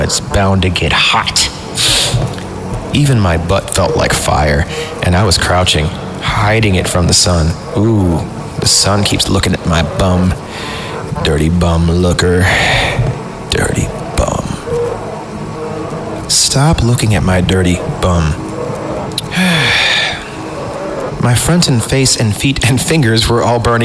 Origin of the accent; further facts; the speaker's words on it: Fresno, California, United States; I grew up in the Central Valley in Fresno